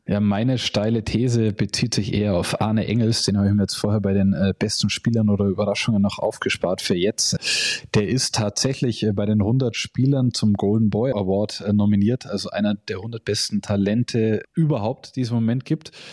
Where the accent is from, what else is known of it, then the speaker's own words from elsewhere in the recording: Augsburg, Bavaria, Germany; Augsburg ist meine Heimat